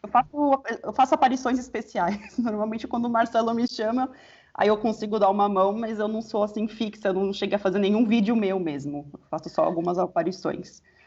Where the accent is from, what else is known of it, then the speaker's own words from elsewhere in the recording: São Paulo, Brazil; eu sou de São Paulo